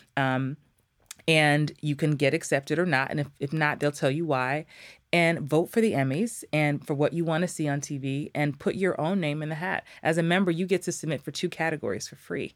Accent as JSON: {"language": "English", "region": "New York", "country": "United States", "also_born_or_lived": "Atlanta", "moved": "yes", "said": "I'm from New York, from the Bronx, and I lived in Atlanta for a long time"}